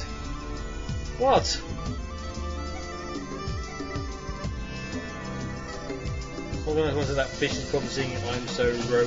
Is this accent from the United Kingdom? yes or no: yes; England, United Kingdom; I'm English